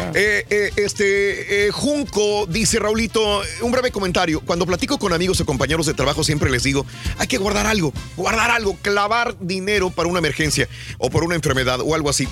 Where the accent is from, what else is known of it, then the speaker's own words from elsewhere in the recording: Mexico; now in United States; En México pues somos así querendones, apapachones, fajadores